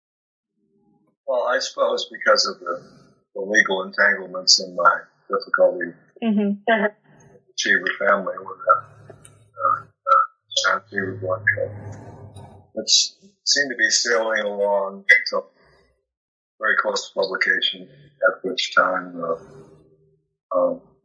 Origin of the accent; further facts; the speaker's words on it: Minneapolis, Minnesota, United States; growing up in Minneapolis